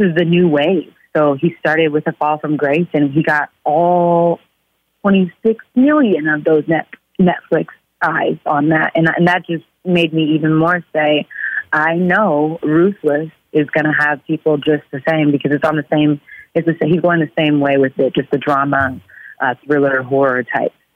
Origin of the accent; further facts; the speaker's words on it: Oklahoma City, Oklahoma, United States; moved away as an adult; also born or lived in Atlanta, Georgia; now in Los Angeles, United States; I'm from Oklahoma